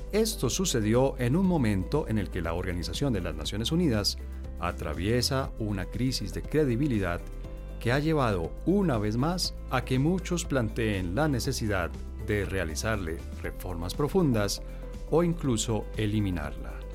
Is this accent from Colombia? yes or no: yes; Colombia; como colombianos